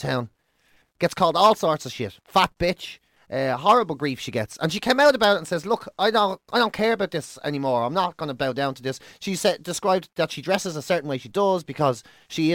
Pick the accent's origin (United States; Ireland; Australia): Ireland; I'm Irish